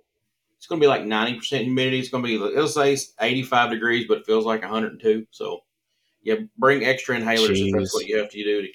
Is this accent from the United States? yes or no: yes; Central City, Kentucky, United States; accent: Southern; I'm from Central City, Kentucky.